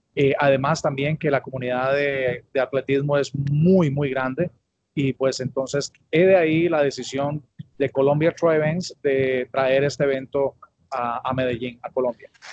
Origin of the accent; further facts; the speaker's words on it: Alajuela, Costa Rica; Yo soy de la capital del mundo, abuela Costa Rica